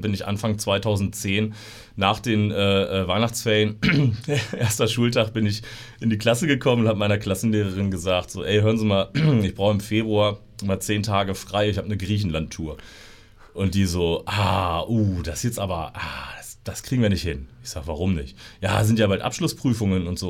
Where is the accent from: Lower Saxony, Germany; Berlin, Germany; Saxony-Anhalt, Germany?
Lower Saxony, Germany; Osterode am Harz; bin hier geboren in Osterode und bin äh, im, im Umland aufgewachsen